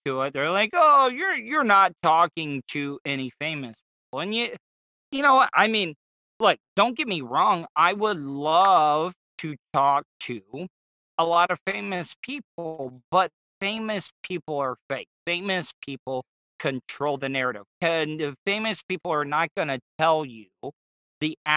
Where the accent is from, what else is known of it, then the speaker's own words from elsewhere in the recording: Florida, United States; I am from Florida